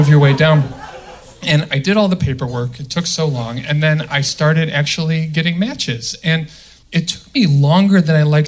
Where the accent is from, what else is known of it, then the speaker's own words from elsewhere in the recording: outside Chicago, the Midwest, Illinois, United States; moved away; I'm from the Midwest. Right? Okay. And, okay. Outside Chicago